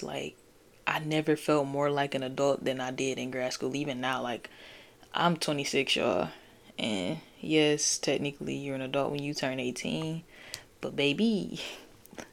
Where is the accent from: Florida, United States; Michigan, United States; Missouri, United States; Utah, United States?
Michigan, United States; I'm from Michigan